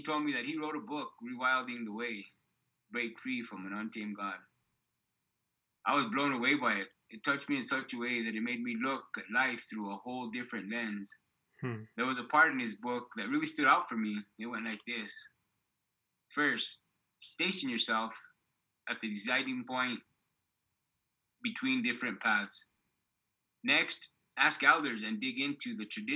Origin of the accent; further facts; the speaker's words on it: Arroyo Hondo, New Mexico, United States; I grew up in Arroyondo, an unbelievably special place where everyone knew their another and families